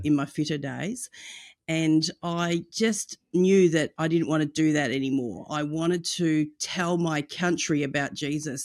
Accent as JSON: {"language": "English", "country": "Australia", "also_born_or_lived": "United States", "said": "In Australia, our culture is quite the opposite"}